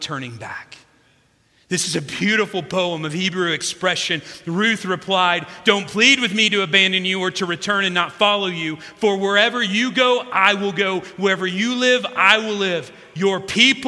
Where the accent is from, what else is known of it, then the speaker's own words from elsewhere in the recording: South Central Illinois, United States; my hometown in South Central Illinois